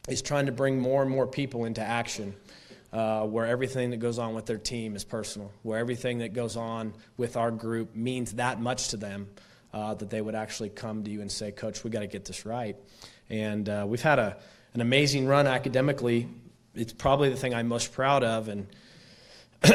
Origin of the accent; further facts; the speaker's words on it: Stillwater, Oklahoma, United States; moved away as an adult; also born or lived in Raleigh, North Carolina / Atlanta, Georgia / Phoenix, Arizona / Nashville; I grew up in Stillwater. This was my home for 24 or 5 years